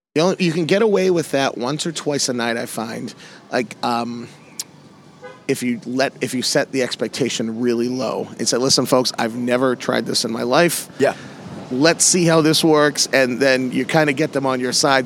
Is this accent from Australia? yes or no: no; Massachusetts, United States; I'm from the Northeast. I'm from Massachusetts